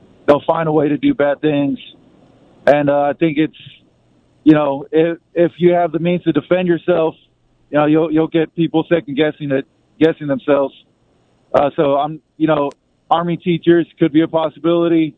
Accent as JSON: {"language": "English", "region": "South Texas", "country": "United States", "said": "I'm from South Texas, actually, just a couple hours south of San Antonio"}